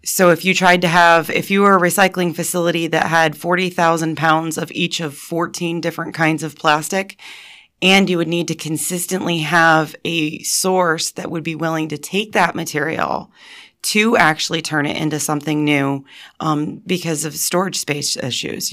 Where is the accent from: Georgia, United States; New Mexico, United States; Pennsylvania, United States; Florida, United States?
Pennsylvania, United States; Montrose; I went to Montrose and then I got my Bachelor of Science degree from Penn State